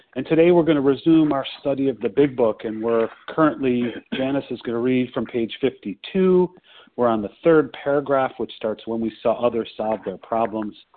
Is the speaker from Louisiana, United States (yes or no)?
no; Skokie, Illinois, United States; also born or lived in Chicago; I was born in Skokie, Illinois, at the same hospital that Harlan spent some time